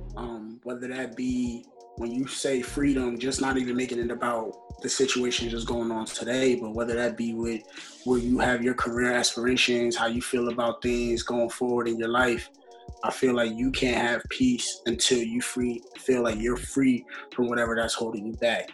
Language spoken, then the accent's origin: English; New York City, New York, United States; also born or lived in Rockland County, New York; I'm born and raised in New York. Uh, the Bronx originally